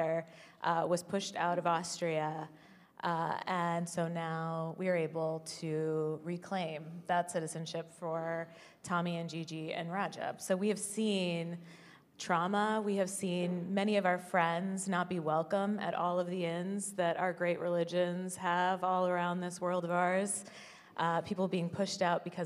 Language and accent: English; Midwest, United States; also born or lived in Indiana; now in New York, United States; I grew up in the Midwest